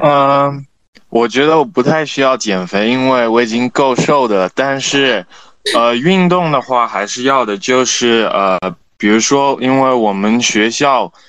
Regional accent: Shanghai, China; also born or lived in Italy; 我其实小时候一直是在上海长大的，然后我有可能只有，呃，暑假，呃，会回意大利，但是， 嗯， 因为我在国际学校

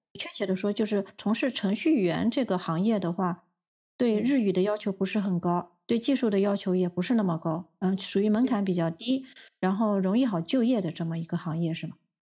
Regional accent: China; also born or lived in Tokyo, Japan; now in Japan; 因为我们中国人有汉字

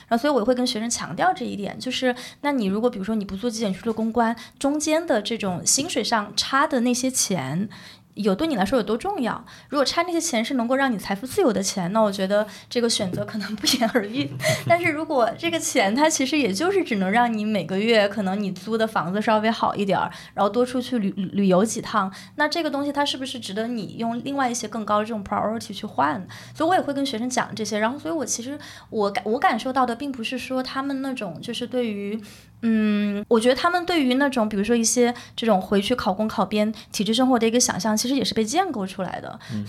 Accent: China; 你可能某种程度上也更加理解了你作为中国人的身份

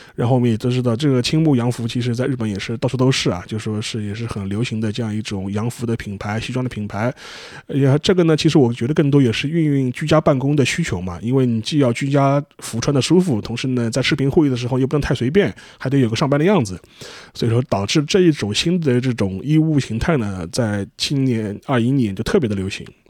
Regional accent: China; 我们中国人

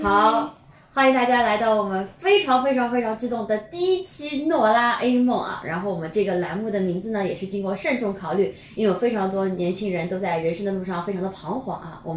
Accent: Shanghai, China; 作为一个上海人，

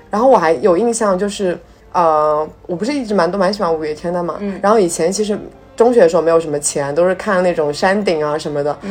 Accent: southern China, China; 我作为南方人

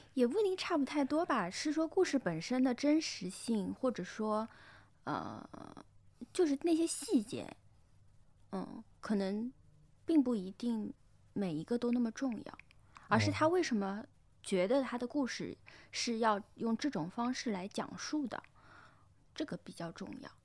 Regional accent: Shanghai, China; also born or lived in Taipei, Taiwan; 我是长在那个上海老弄堂里面的

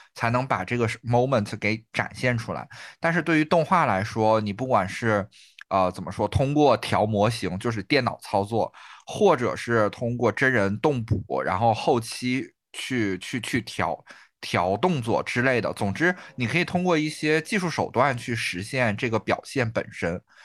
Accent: Northeast China, China; 我们东北人

